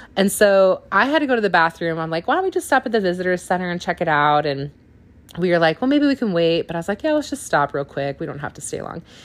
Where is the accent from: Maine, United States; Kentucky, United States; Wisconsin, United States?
Wisconsin, United States; also born or lived in California; now in Canton, Ohio, United States; I'm from Wisconsin